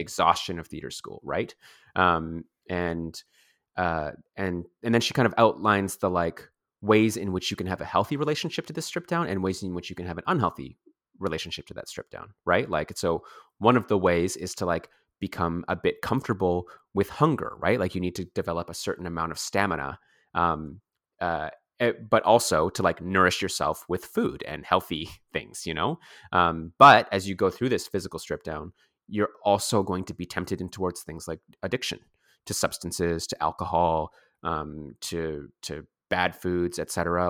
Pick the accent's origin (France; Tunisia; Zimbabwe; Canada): Canada; Coquitlam, British Columbia; also born or lived in Vancouver / Toronto; I was born in Vancouver and I grew up mostly in the surrounding areas in the suburbs. So mm. that's the suburb of Coquitlam and Port Moody